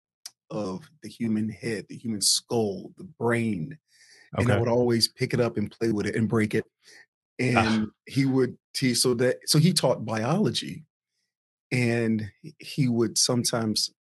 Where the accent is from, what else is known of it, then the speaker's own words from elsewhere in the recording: Chesapeake, Virginia, United States; also born or lived in East Orange, New Jersey / Norfolk, Virginia / California; We moved from East Orange, New Jersey we moved to Virginia. So I grew up in parts of Chesapeake, Virginia, and I grew up in parts of South Norfolk, Virginia